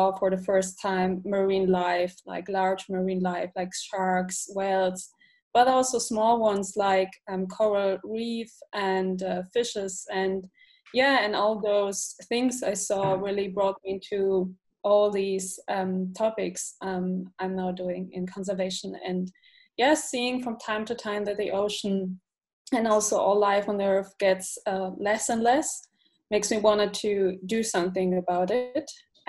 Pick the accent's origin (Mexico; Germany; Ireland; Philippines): Germany; Frankfurt, Hesse; I'm from Frankfurt, Germany